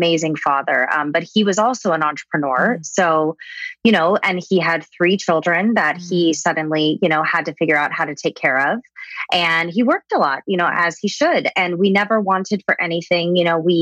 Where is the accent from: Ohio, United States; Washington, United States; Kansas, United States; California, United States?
California, United States; Southern; I was born and raised in Southern California